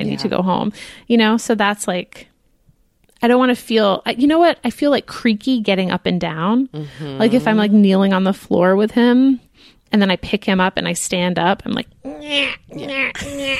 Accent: United States; We are American.

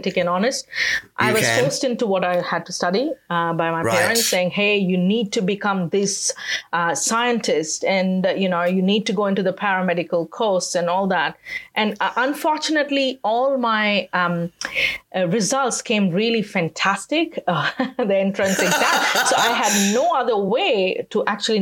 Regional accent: Tiruchirappalli, Tamil Nadu, India; I was born in India, in the southern part of India, in a city called Trichy, Trichrapalli

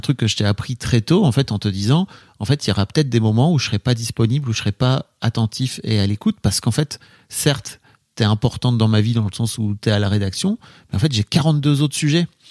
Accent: the North, Hauts-de-France, France; Je viens du Nord

